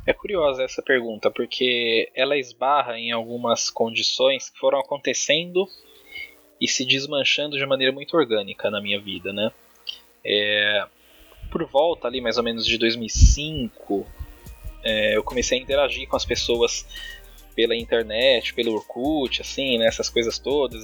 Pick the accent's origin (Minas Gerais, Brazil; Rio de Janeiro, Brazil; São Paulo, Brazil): São Paulo, Brazil; Diadema; Eu nasci em São Paulo, mas muito cedo eu vim para a periferia de Diadema, aqui no ABC Paulista